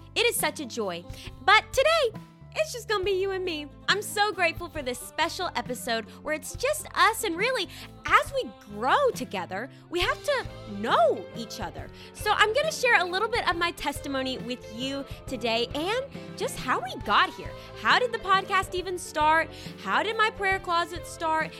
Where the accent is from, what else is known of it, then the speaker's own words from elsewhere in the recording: Arkansas, United States; I'm actually from Arkansas. And I grew up in the same house, this little red brick house with a white picket fence, for the very first eighteen years of my life